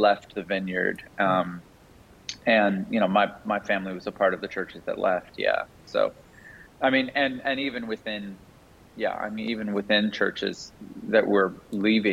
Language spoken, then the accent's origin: English; Canada; now in United States; I grew up in Canada. I live in the U.S. now.